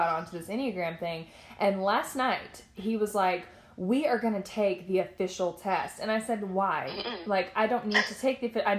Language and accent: English; Nashville, Tennessee, United States; now in Arkansas, United States; I am from Tennessee. I just happen to reside in Arkansas.